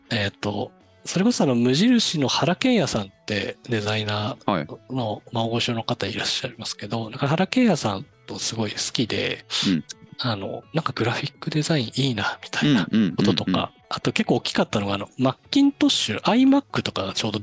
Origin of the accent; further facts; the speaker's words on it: Niigata, Japan; 地元にあの長岡造形大学っていう